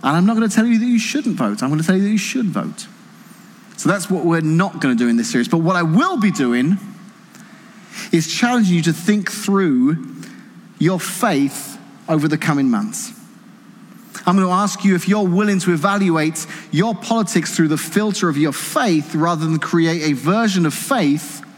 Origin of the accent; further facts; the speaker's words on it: England, United Kingdom; now in Washington, United States; Didn't grow up here, grew up in England, but married Casey, live here now